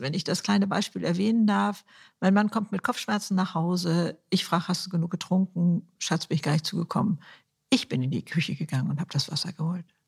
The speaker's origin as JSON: {"language": "German", "country": "Germany", "said": "Bei uns in Deutschland"}